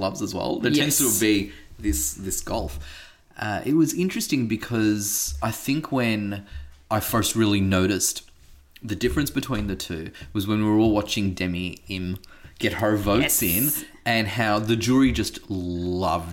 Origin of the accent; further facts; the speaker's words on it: Australia; first language English; we're Australian